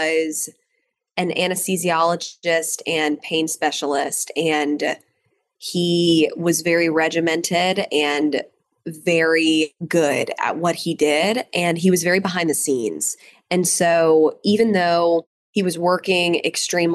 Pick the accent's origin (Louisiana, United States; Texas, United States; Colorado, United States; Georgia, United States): Georgia, United States; Atlanta; also born or lived in Canton, Georgia; So I grew up in Atlanta, but we had a farm up in Canton, Georgia.